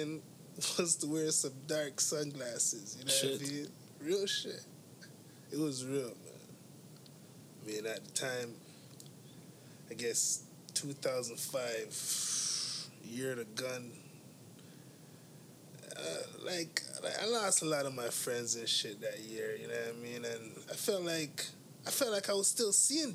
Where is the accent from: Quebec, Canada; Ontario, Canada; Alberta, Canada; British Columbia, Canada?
Ontario, Canada; Toronto; I grew up on Western Road in Eglinton area